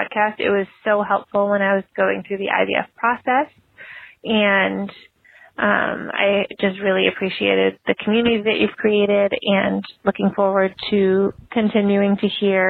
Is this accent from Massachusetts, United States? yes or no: yes; Boston, Massachusetts, United States; I'm from the Boston area